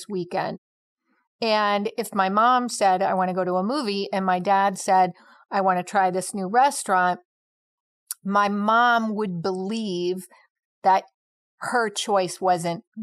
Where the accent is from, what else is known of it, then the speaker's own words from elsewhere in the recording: St. Louis, Missouri, United States; also born or lived in Connecticut; We moved to St. Louis, and that is where I grew up